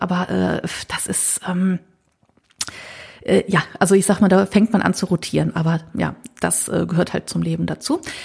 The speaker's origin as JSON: {"language": "German", "town": "Düsseldorf", "region": "North Rhine-Westphalia", "country": "Germany", "said": "Als Düsseldorferin"}